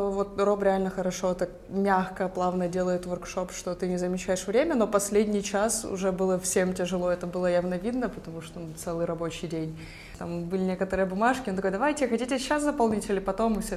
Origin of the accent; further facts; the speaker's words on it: Kyiv, Ukraine; И я сама из Киева, и вот я на три дня приехала.